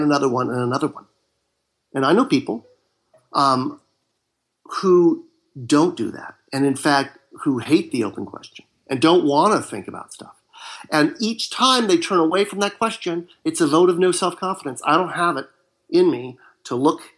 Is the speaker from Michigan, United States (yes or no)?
no; Marin County, Northern California, United States; now in Southern California, United States; I live in Southern California. And I was raised in Northern California, in Marin County.